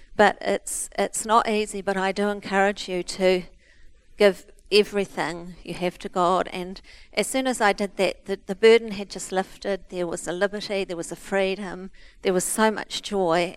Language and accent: English; Christchurch, Canterbury, New Zealand; We're from Christchurch